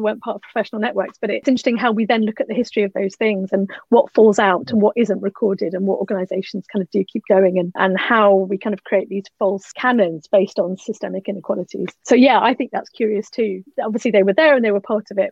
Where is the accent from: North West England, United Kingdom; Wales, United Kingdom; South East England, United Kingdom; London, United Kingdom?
South East England, United Kingdom; near Reigate, Surrey; I grew up near Reigate in Surrey.